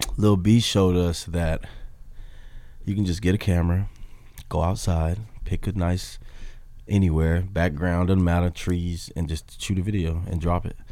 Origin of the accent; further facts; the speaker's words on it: Memphis, Tennessee, United States; now in Los Angeles, United States; me coming from Memphis